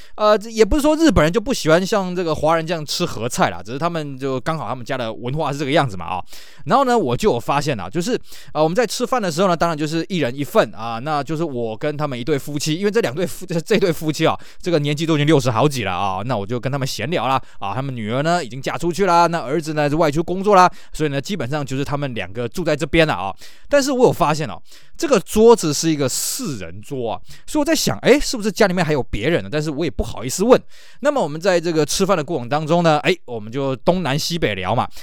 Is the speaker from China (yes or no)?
no; Taiwan; 在我们台湾这边呢，我们很难去想象那种冷度